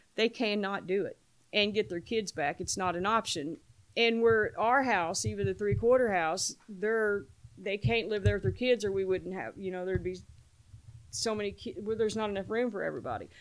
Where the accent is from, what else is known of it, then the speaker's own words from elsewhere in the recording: Paoli, Indiana, United States; now in New Albany, United States; I'm from New Albany, originally from Paoli, Indiana